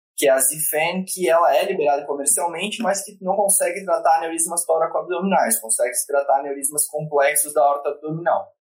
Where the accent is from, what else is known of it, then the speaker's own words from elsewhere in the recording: Florianópolis, Santa Catarina, Brazil; moved away; eu sou natural de Florianópolis, né? Uh, minha família está toda lá